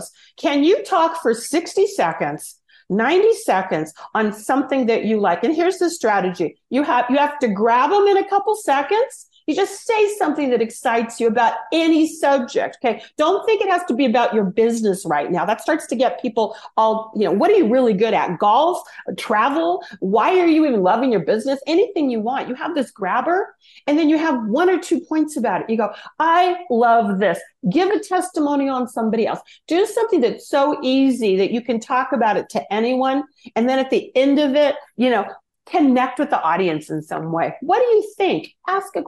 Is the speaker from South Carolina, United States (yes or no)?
no; Los Angeles, California, United States; I'm from Los Angeles, born in Hollywood